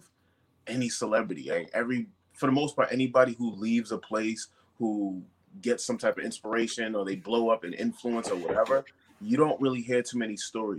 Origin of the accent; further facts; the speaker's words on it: Brockton, Massachusetts, United States; growing up in Brockton